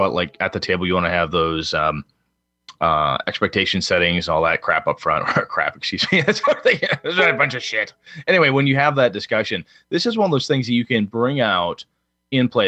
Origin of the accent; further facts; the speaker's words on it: Wausau, Wisconsin, United States; my hometown of Wausau, Wisconsin